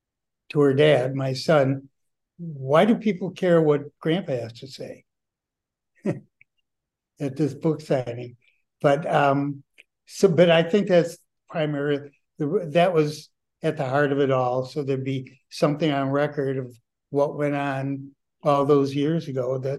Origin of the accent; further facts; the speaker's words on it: Milwaukee, Wisconsin, United States; moved away; We grew up together in Milwaukee all those years ago